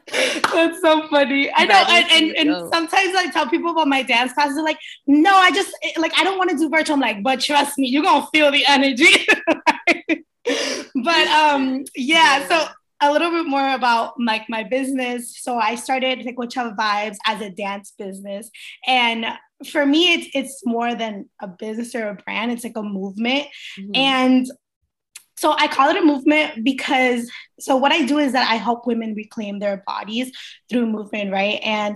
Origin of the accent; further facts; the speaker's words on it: Queens, New York, United States; also born or lived in Barranquilla, Colombia / Miami, United States; so I was born in Barranquilla, Colombia, and I was raised in between Queens, New York, and Miami, Florida.